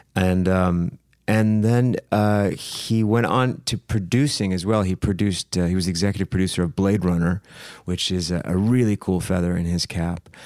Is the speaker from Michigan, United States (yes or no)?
yes; Saginaw, Michigan, United States; I grew up in Saginaw, Michigan, which is, uh, right in the middle of the state.